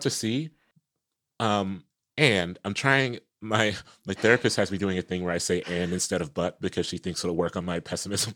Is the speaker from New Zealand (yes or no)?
no; Columbus, Ohio, United States; I'm from Columbus, you know, where O S U football is